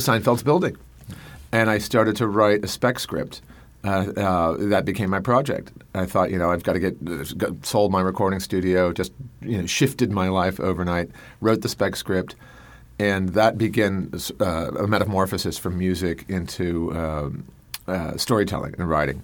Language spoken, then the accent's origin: English; Colorado, United States; I'm from Colorado